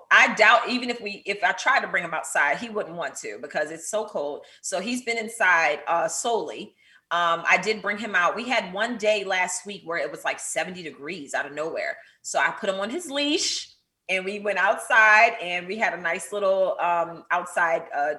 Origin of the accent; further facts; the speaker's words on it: Pleasantville, New Jersey, United States; now in Potomac, United States; I grew up in Atlantic City, New Jersey, in Pleasantville. A lot of people don't know Pleasantville, but it's right outside of Atlantic City. And I currently reside in Potomac, Maryland.